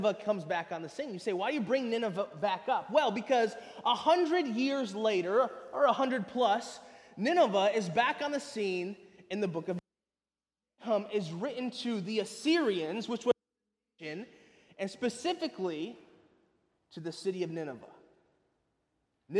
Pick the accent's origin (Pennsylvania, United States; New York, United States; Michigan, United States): Michigan, United States; Lansing; moved away as an adult; also born or lived in California / southern Indiana; now in Jacksonville, United States; I was born and raised in Lansing, Michigan